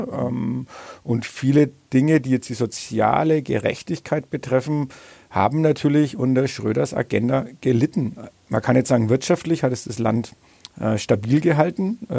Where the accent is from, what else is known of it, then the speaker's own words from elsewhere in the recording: Bad Windsheim, Bavaria, Germany; Heimatstadt. Äh, angeblich es eine Anfrage wohl bei unserem Kur- und Kongresscenter.